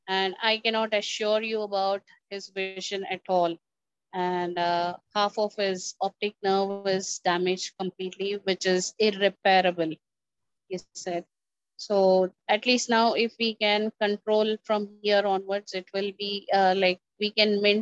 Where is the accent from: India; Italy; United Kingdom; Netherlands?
India; Secunderabad, Telangana; I'm from India, Secunderabad. This is Telangana.